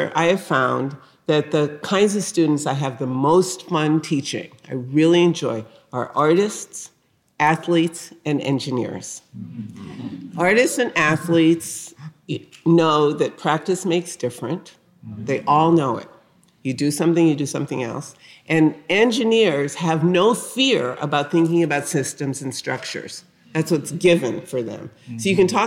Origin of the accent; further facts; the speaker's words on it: New Haven, Connecticut, United States; I grew up in the North. I grew up in New Haven, Connecticut, a working class neighborhood